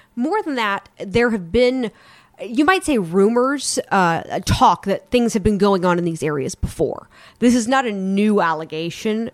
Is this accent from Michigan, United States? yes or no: no; North Carolina, United States; my home state, North Carolina